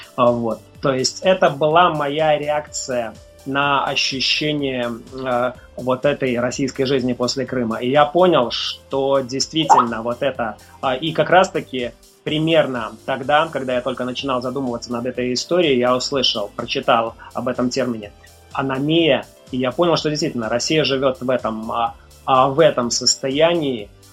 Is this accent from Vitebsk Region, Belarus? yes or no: no; Mogilev, Mogilev Region, Belarus; moved away; в моем родном городе, в Могилеве